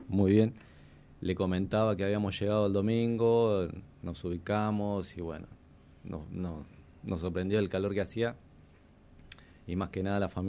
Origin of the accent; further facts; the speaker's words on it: Mar del Plata, Buenos Aires Province, Argentina; Venimos de la ciudad de Mar de, se me cruzaron